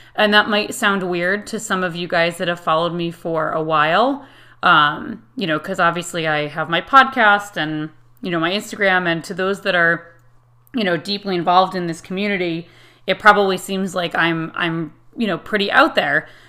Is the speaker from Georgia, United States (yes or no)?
no; Connecticut, United States; I am from Connecticut in the United States